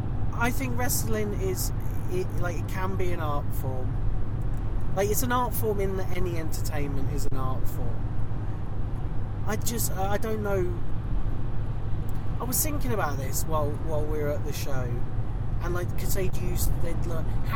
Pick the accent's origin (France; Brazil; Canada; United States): Canada; Yeah, I'm the Canadian one.